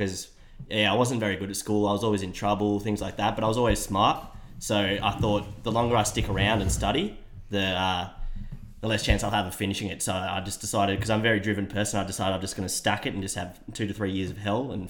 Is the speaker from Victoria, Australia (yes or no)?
no; Canberra, Australian Capital Territory, Australia; No, not a Queenslander. I'm just from Canberra born and bred.